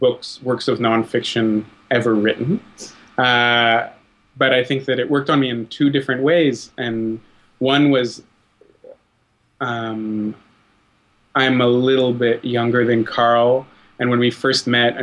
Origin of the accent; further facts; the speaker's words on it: Ottawa, Ontario, Canada; I grew up in Ottawa